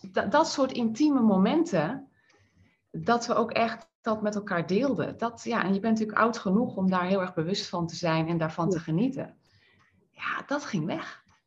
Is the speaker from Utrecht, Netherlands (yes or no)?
yes; IJsselstein, Utrecht, Netherlands; ik ben in IJsselstein geboren